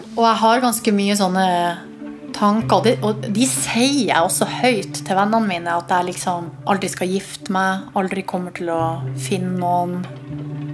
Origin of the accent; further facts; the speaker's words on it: Hamarøy, Nordland, Norway; moved away; var jeg hjemme på Hamarøy